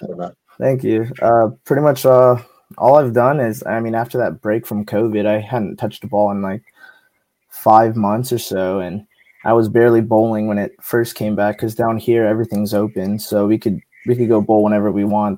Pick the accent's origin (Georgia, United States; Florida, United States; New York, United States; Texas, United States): Texas, United States; San Antonio; I'm from San Antonio, Texas, so down south